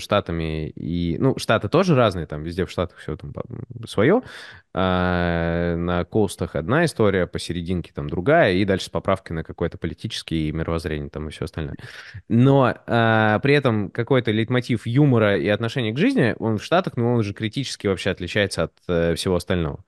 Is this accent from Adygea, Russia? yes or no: no; Moscow, Russia; also born or lived in United States; я родился в Москве